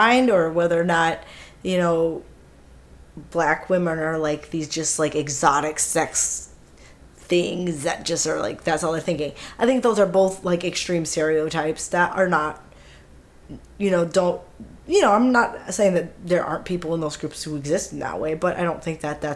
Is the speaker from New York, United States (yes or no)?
no; Minneapolis, Minnesota, United States; we grew up in Minneapolis, in the city, in Minneapolis